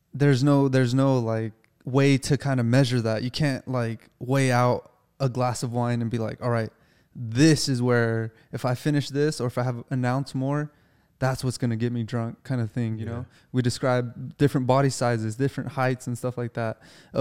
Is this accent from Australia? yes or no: no; United States; You know, I'm an American, you know, like I work, I'm a grunt, you know?